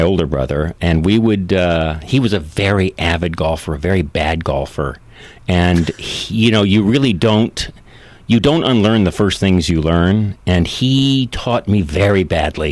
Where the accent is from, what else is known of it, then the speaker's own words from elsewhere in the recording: San Joaquin Valley, California, United States; also born or lived in San Francisco; I'm born, bred in California. I grew up in Grapes of Wrath country